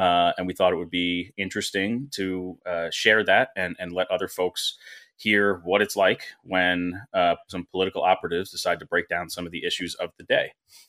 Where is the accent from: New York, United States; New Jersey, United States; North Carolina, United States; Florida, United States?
New Jersey, United States; I grew up in New Jersey